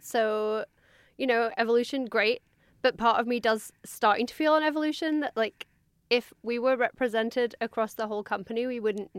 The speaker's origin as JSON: {"language": "English", "region": "England", "country": "United Kingdom", "said": "I am English and a woman."}